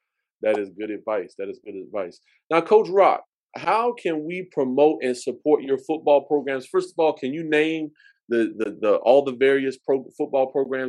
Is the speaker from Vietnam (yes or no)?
yes; Vietnam; I grew up in Vietnam, and then my wife went to Garfield High School